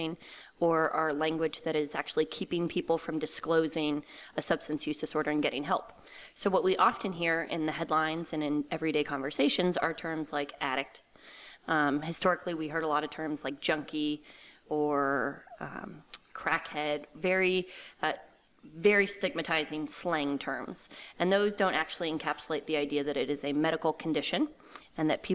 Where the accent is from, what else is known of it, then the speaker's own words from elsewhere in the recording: Reston, Virginia, United States; moved away as an adult; also born or lived in Loudoun County, Virginia / Lancaster, Pennsylvania / Connecticut; I am originally from outside D.C. I grew up in Reston, Virginia, which is Fairfax County.